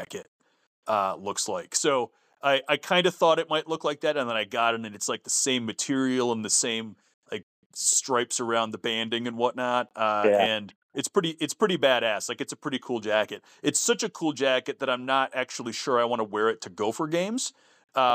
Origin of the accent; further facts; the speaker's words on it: North St. Paul, Minnesota, United States; I grew up in North St. Paul, Minnesota